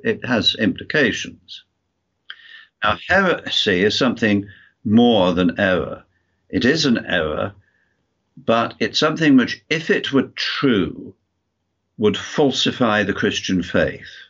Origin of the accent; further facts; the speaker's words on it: United Kingdom; moved away as an adult; also born or lived in United States; now in Wales, United Kingdom; lived in the USA for 28 years, which I'm sure you can tell by my accent. I'm, although I'm from the UK